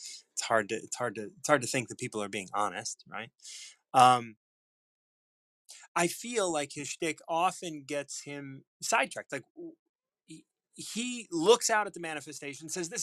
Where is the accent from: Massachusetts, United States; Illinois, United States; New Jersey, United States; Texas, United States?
Illinois, United States; Chicago; moved away as an adult; now in Hammond, Indiana, United States; Born and raised in Chicago, recently moved here.